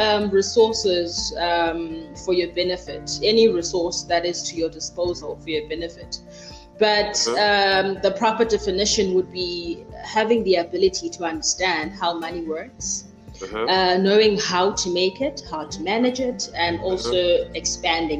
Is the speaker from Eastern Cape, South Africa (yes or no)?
yes; Mthatha, Eastern Cape, South Africa; I was born and bred in Mthatha